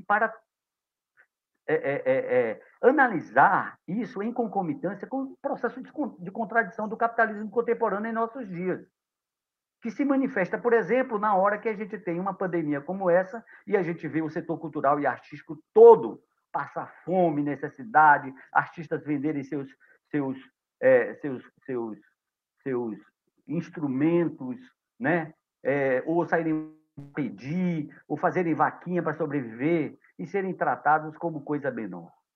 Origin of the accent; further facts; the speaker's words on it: Itacaré, Bahia, Brazil; eu estou falando de Itacaré nesse momento, aqui em minha terra